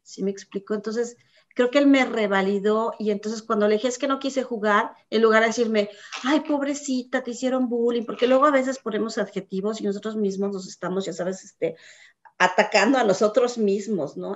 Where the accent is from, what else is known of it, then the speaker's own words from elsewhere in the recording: Mexico City, Mexico; moved away as an adult; now in United States; Yo tuve una niñez muy feliz. Soy de la Ciudad de México, chilanga 100%, chilanguísima.